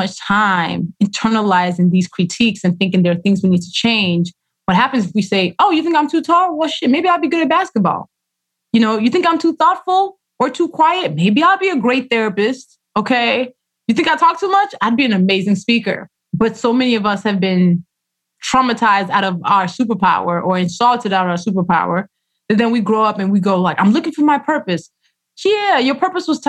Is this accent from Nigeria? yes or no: yes; Nigeria; first language Yoruba and English; how I write Yoruba, which is my language, my first language. Actually, Yoruba and English are equally my first language, but it's my lineage language.